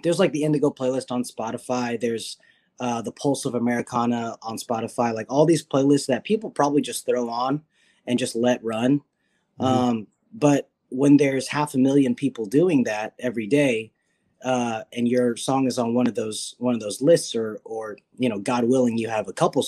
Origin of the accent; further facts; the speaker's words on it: Nashville, Tennessee, United States; I grew up in Nashville and I was born and raised here